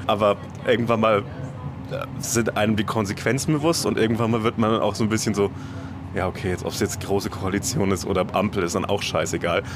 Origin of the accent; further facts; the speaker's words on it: Upper Franconia, Bavaria, Germany; now in Berlin, Germany; in einem äh, sehr behüteten Elternhaus in Oberfranken aufgewachsen bin